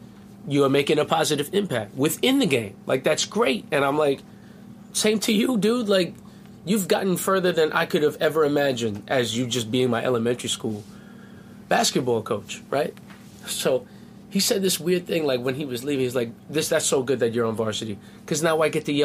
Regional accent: Baldwin, New York, United States; that's where I grew up. So I'm from Baldwin, went to school with kids from Hempstead

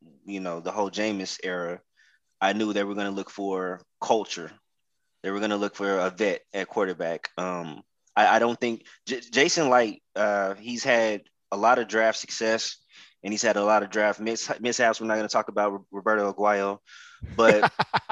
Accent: Oklahoma City, Oklahoma, United States; moved away; I'm originally from Oklahoma City

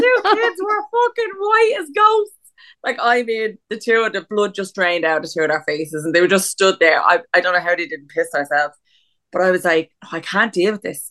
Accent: Dublin, Leinster, Ireland; moved away; I'm from Dublin. I grew up with like bonfires and fireworks and shit like that, but living down here, that doesn't happen

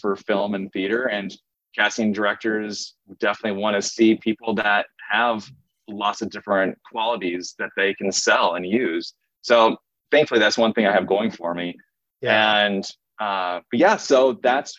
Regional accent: Springfield, Missouri, United States; moved away as an adult; also born or lived in Denver, Colorado; now in Los Angeles, United States; ever since I moved back to Springfield from Denver

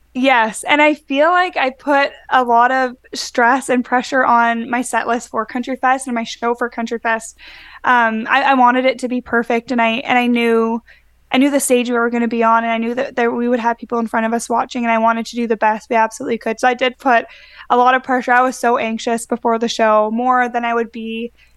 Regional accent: Winnipegosis, Manitoba, Canada; born or raised there; moved away; also born or lived in Brandon, Manitoba

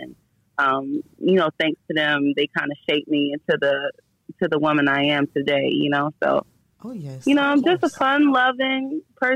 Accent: the South, United States; I spent a lot of my time growing up in the South

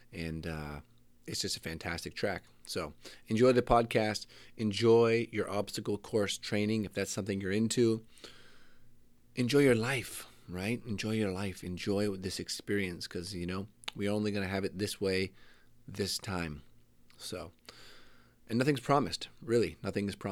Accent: Canada; I'm Canadian

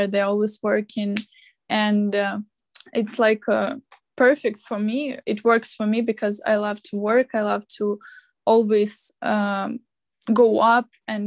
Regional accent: Kharkiv, Kharkiv Oblast, Ukraine; English is a second language; moved away; Kharkiv is my hometown

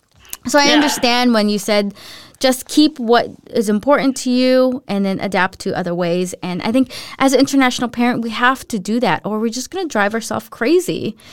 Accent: United States; now in Denmark; I definitely feel like a tourist when I go in my home country. And I think I get more culture shocks when I go back to the U.S.

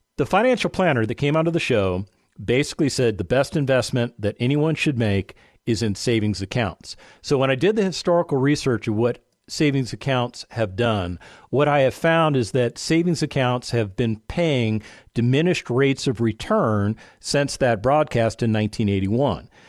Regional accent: Las Vegas, Nevada, United States; I lived in a place called Las Vegas, Nevada. That's where I was born and raised

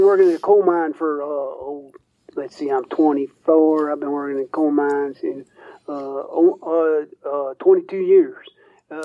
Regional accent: DuPont, West Virginia, United States; I'm from DuPont, West Virginia.

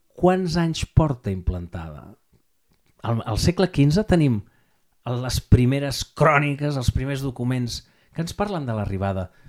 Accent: Barcelona, Catalonia, Spain; Nosaltres som Sant Andreu del Palomar

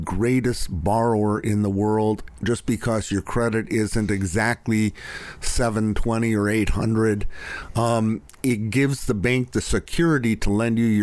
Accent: Los Altos, California, United States; also born or lived in Clayton, California; the house that I grew up in Los Altos

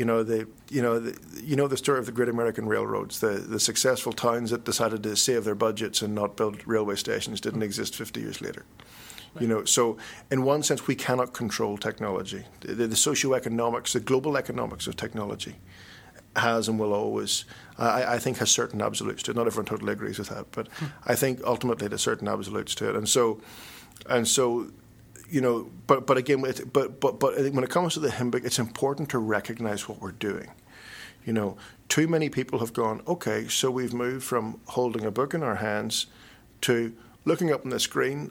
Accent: Northern Ireland, United Kingdom; I'm a Northern Irish Presbyterian

